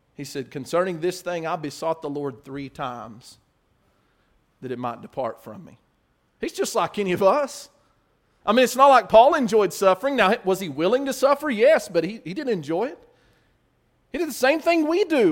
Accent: United States

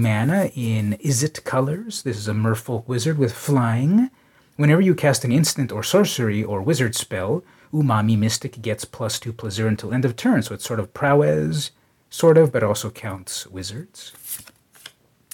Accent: San Diego, California, United States; San Diego, my hometown

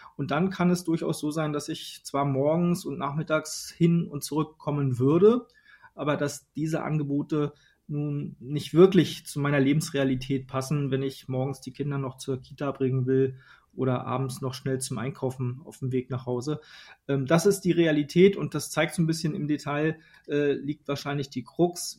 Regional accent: Western Pomerania, Mecklenburg-Vorpommern, Germany; now in Berlin, Germany; in meiner Heimat in Vorpommern, also in einem der ländlichsten Regionen Deutschlands oder hier in Berlin

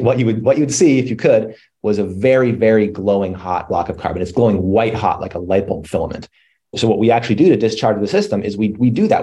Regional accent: Colorado, United States; I grew up in Colorado in the mountains

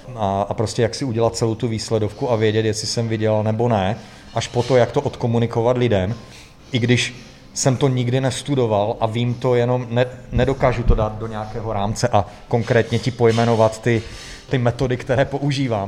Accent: Ostrava, Moravian-Silesian Region, Czechia; also born or lived in Prague; now in Horoměřice, Czech Republic; Jsem, jsem Ostravák, no. Už jako 20 let, už žijeme v Praze

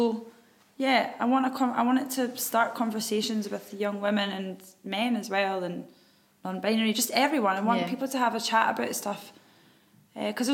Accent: Scotland, United Kingdom; As Scottish women.

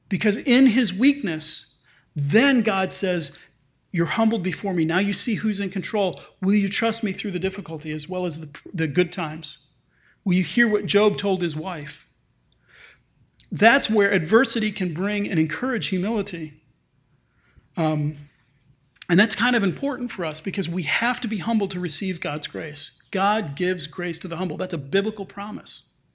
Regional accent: United States; as Western American middle class citizens

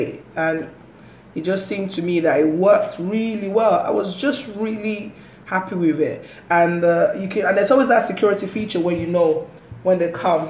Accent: Dagenham, London, United Kingdom; moved away as an adult; now in Lagos, Nigeria; from Dagenham, living my best life in Lagos.

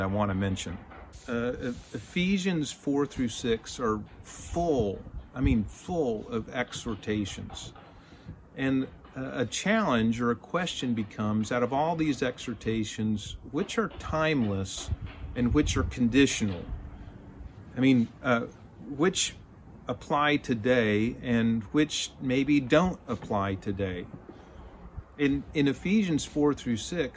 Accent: Texas, United States; I'm a Texan. My family is Texan. My friends are Texan.

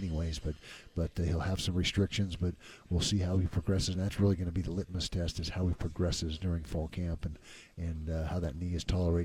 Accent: Utah, United States; growing up in Utah

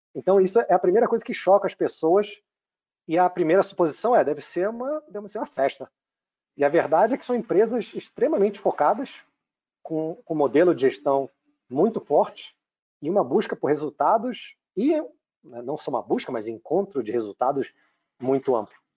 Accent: Rio de Janeiro, Brazil; accent: Rio (carioca); moved away as an adult; also born or lived in United States; Eu comecei, com meu sotaque não, não deixa enganar, no Rio, fiz faculdade de uhum. administração

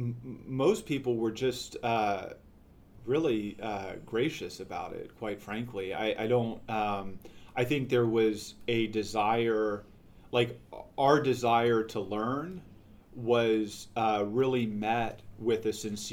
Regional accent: Houston, Texas, United States; now in Baltimore, United States; Hispanic, growing up in Houston

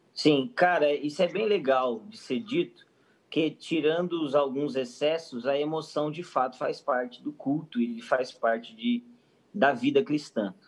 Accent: Brazil; eu sou brasileiro

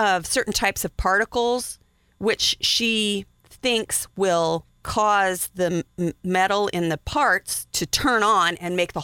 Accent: Wyoming, United States; I'm from Wyoming

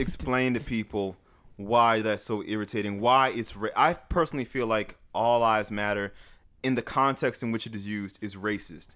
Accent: the Bay Area, California, United States; I'm from California

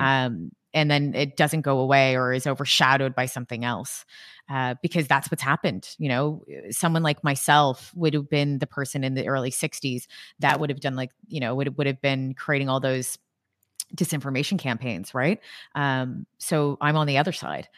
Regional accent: Canada; I'm Canadian

